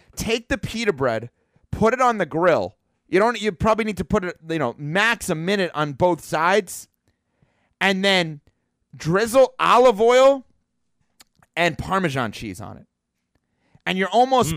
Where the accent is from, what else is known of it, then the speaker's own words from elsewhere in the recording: New York, United States; when I was growing up in New York